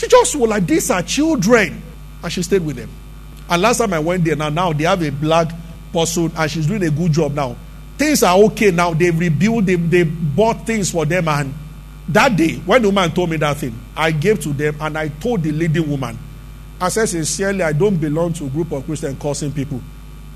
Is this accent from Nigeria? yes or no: yes; Abeokuta, Ogun State, Nigeria; we grew up together in Abeokuta.